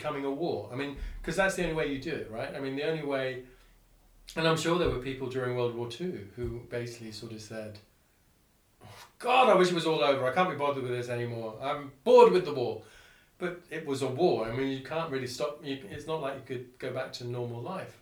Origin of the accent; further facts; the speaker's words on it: Singapore; I grew up in Singapore, and so I grew up in a regime in Singapore where you were constantly aware of the fact that the island didn't have enough water